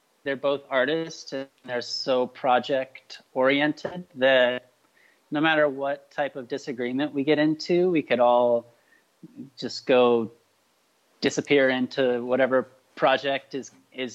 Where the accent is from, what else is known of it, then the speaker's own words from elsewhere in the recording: Texas, United States; now in Seattle, United States; I grew up in Texas